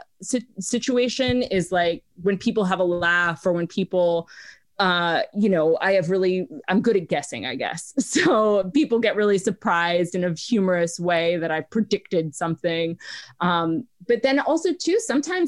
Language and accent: English; New York City, New York, United States; now in Los Angeles, United States; grew up in New York City